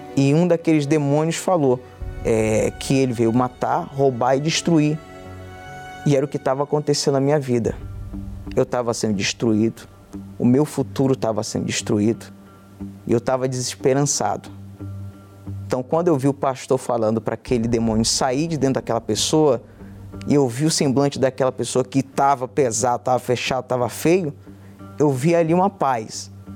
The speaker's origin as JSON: {"language": "Portuguese", "town": "Porto Velho", "region": "Rondônia", "country": "Brazil", "said": "tenho 24 anos, sou de Porto Velho, Rondônia"}